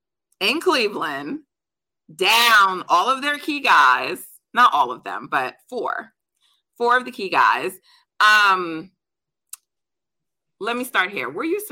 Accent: Jamaica; I'm Jamaican, so we're track people in my family. We loved watching basketball, but like Jamaica's about track and field.

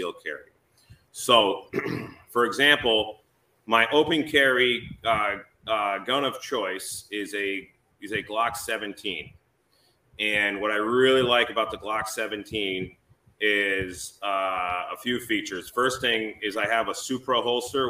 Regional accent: Massachusetts, United States; moved away as an adult; now in New Hampshire, United States; I'm originally from Massachusetts

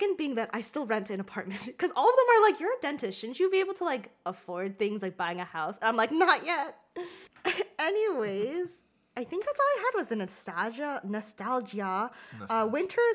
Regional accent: Rhode Island, United States; moved away; I went to Rhode Island to see my family. That's where I grew up

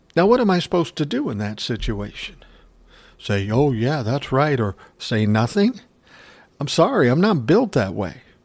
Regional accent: Minneapolis, Minnesota, United States; I was born in South Minneapolis, nineteen sixty

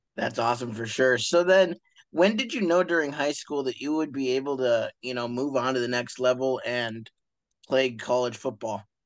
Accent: Montana, United States; those of us from Montana

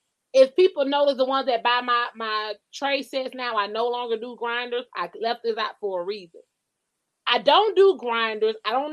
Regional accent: Georgia, United States; I'm like, I'm from Georgia. We used to choose the niggas.

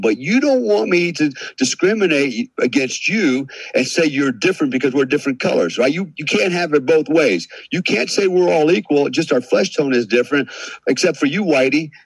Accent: United States; we here in America

